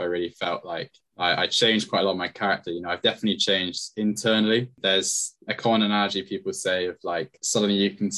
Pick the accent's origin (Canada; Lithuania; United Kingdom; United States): United Kingdom; Bournemouth, South West England; moved away as an adult; now in Exeter, United Kingdom; I'm originally from Bournemouth, which is where my family are as well.